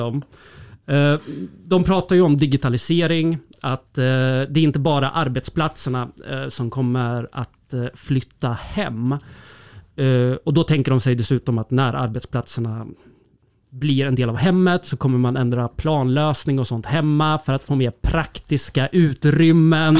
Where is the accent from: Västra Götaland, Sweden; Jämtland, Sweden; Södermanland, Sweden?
Södermanland, Sweden; Jag är ju sörmlänning